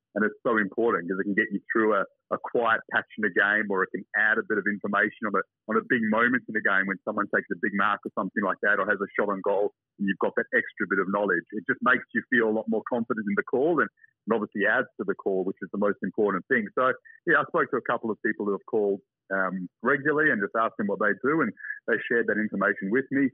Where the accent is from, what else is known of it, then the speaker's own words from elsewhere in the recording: Perth, Western Australia, Australia; moved away as an adult; also born or lived in England; Growing up in Perth